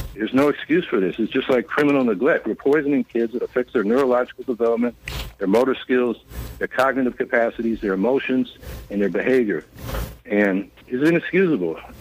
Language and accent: English; Syracuse, New York, United States; I'm from Syracuse